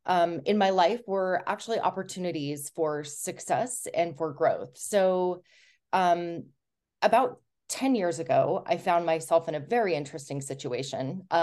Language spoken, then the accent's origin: English; Utah, United States; I grew up in Southern Utah and got married fairly young